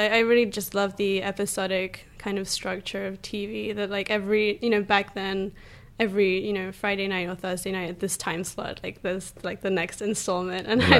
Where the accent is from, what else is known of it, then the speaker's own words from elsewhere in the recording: England, United Kingdom; Yeah, well, growing up in England, we didn't have SNL, obviously